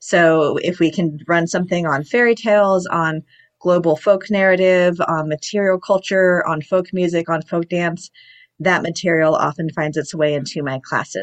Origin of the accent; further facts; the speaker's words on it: Los Angeles, California, United States; Well, I grew up in the Los Angeles area in California, and I did my undergraduate degree at UC Berkeley.